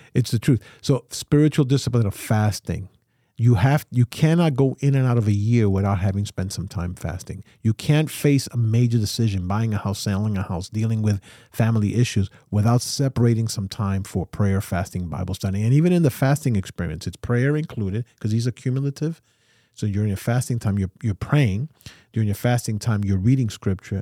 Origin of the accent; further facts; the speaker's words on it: New York, United States; I'm a New Yorker, so we run a, a, a, a life at one hundred fifty miles an hour